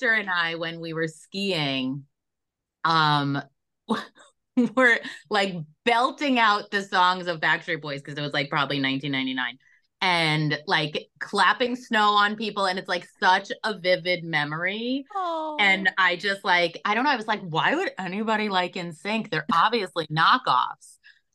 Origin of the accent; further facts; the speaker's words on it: Long Beach, United States; I grew up in Long Beach